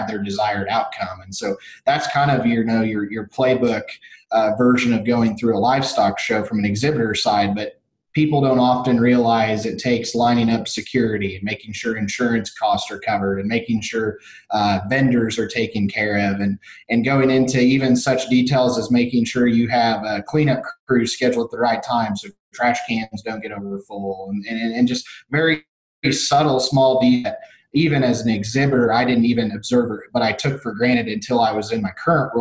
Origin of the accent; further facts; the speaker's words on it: Illinois, United States; I grew up in Illinois